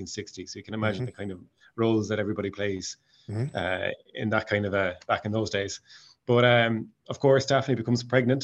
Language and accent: English; Mayo, Connacht, Ireland; accent: Mayo; now in Stockholm, Sweden; I'll be keeping my Tig Mayo accent